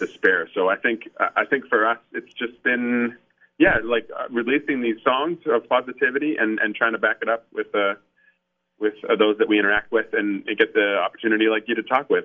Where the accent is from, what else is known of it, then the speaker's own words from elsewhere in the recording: Canada; being Canadian